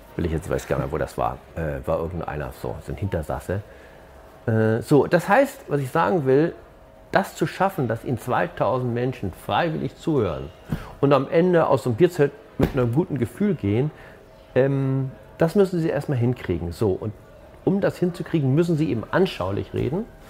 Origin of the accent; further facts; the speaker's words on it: Hamburg, Germany; ich bin ja auch aus Hamburg